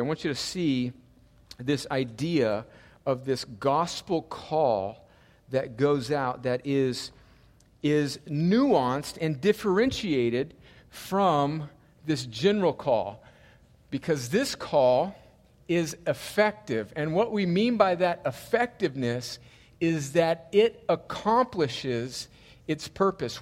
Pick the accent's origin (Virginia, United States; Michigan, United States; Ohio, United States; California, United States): California, United States; El Centro; moved away; my hometown of El Centro, California